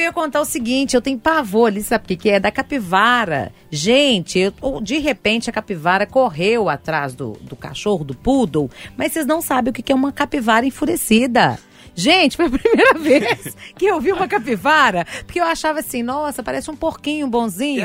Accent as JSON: {"language": "Portuguese", "town": "Sabará", "region": "Minas Gerais", "country": "Brazil", "also_born_or_lived": "Santa Inês, Belo Horizonte", "said": "Eu sou de Sabará"}